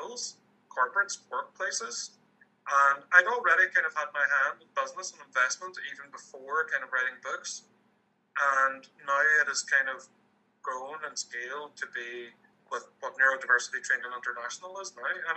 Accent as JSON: {"language": "English", "country": "Ireland", "tie": "born or raised there", "said": "I grew up in Irish, Catholic, moderately conservative Ireland back in the mid-90s."}